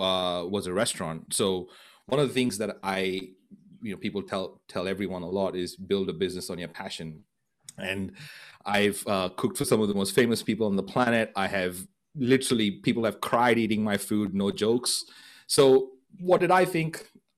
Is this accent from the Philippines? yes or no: no; Goa, India; moved away; my hometown in Goa in India